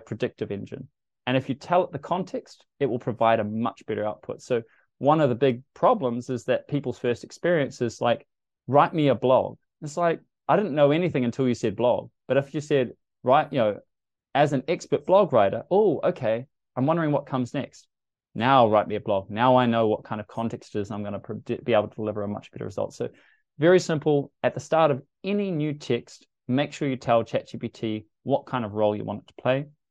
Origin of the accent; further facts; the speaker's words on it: New Zealand; as a New Zealander